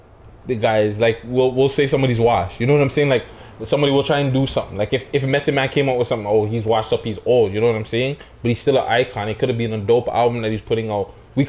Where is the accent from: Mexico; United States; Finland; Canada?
Canada; Toronto, Ontario; we're from Toronto